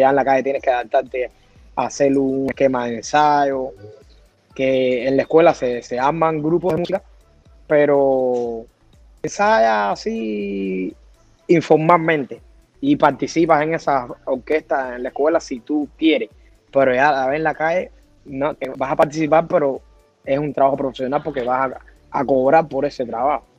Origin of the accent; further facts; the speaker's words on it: Artemisa, Cuba; moved away as an adult; also born or lived in Sweden; now in Australia; Yo soy de Artemisa, que antiguamente era un municipio que pertenecía a la provincia de La Habana.